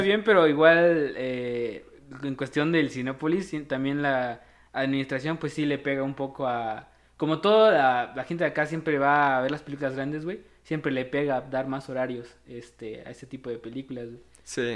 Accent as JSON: {"language": "Spanish", "town": "Comitán", "region": "Chiapas", "country": "Mexico", "said": "ambos somos de Comitán, Chiapas"}